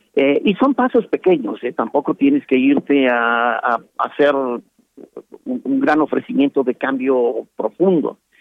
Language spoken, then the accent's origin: Spanish; Mexico